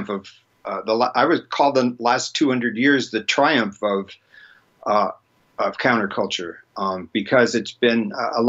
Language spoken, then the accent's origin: English; United States; I was born here, I'm sort of stuck here